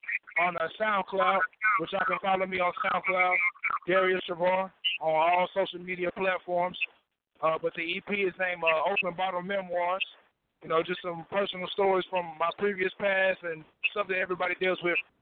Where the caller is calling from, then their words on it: Nashville, Tennessee, United States; Yeah, I'm calling from the Music City, you know what I'm saying, Nashville, Tennessee, 615.